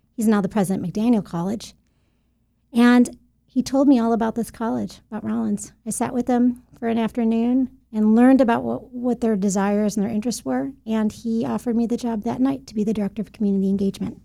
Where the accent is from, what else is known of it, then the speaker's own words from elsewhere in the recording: Buffalo, New York, United States; moved away as an adult; also born or lived in Albany, New York; now in Central Florida, United States; was born in Albany, raised in Buffalo, New York